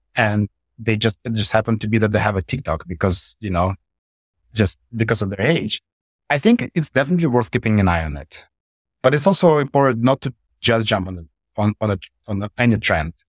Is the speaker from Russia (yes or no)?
yes; Russia; moved away as an adult; also born or lived in Saint Petersburg, Russia; I moved to, from my hometown, which is a small town in Russia, I moved to Saint Petersburg